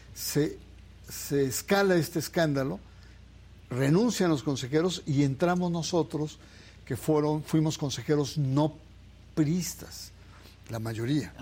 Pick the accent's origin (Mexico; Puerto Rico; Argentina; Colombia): Mexico; Naucalpan, State of Mexico; yo soy, yo soy eh, mexiquense en la zona satélite, en mm. Naucalpan